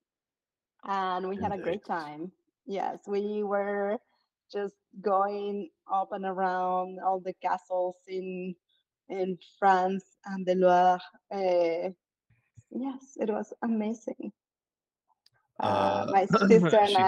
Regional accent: Morelos, Mexico; moved away; I am from Morelos

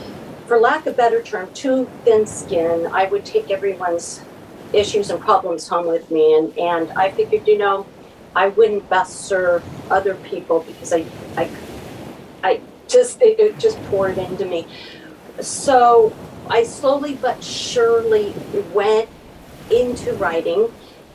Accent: Southern California, United States; I grew up in Southern California, and now I'm on the Central Coast of California.

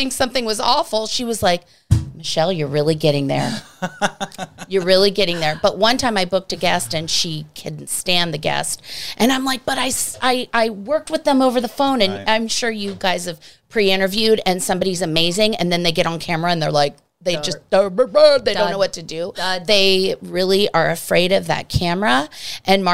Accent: East Coast, United States; moved away; I'm from the East Coast

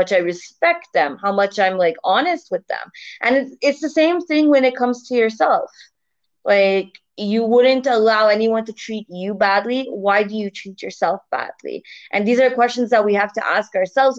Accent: Canada; moved away as an adult; now in Turkey; So originally I'm from Canada, and right now I'm living abroad in Turkey.

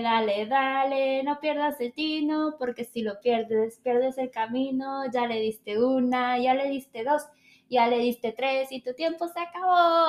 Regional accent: Mexico

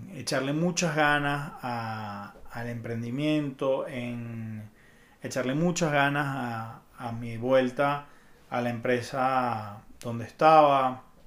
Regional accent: Venezuela; moved away as an adult; now in Mexico City, Mexico; me fui de Venezuela

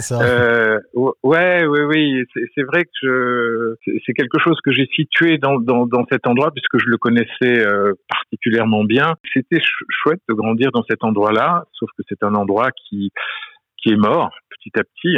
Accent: Commentry, Auvergne-Rhône-Alpes, France; also born or lived in Montluçon; now in New York, United States; j'ai grandi à Commentry

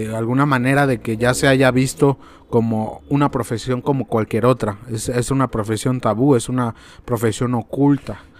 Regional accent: Mexico; nosotros como mexicanos

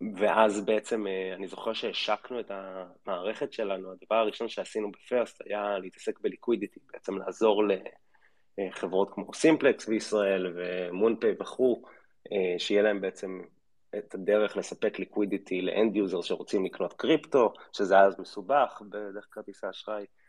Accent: Israel

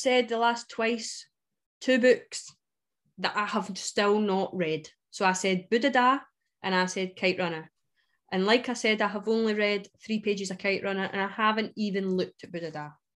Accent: Scotland, United Kingdom; I'm more Scottish than you.

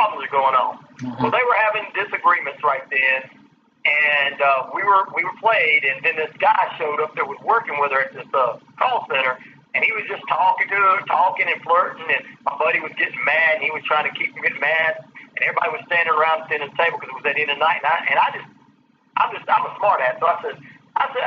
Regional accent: the South, United States; I'm from the South

